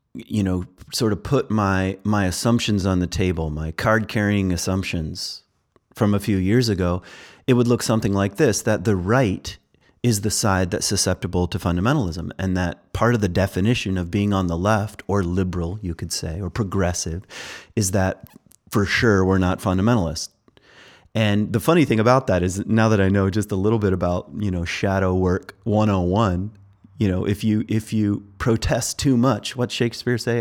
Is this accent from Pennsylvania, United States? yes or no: no; Virginia, United States; I'm from Virginia